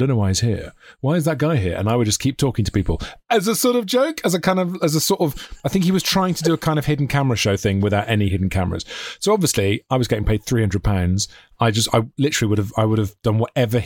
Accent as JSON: {"language": "English", "area": "Welsh", "region": "Wales", "country": "United Kingdom", "said": "being Welsh"}